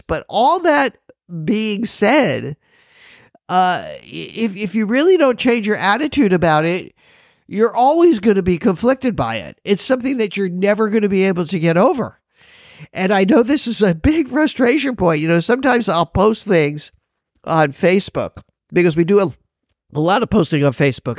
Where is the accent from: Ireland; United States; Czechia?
United States; Miami Beach, Florida; now in Hawaii, United States; I'm originally from Miami Beach